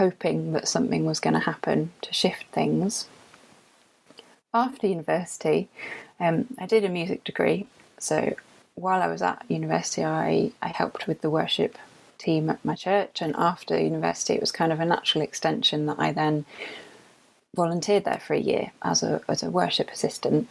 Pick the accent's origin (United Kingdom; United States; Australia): United Kingdom; London; now in Yorkshire, United Kingdom; this is not a Yorkshire accent. I am from London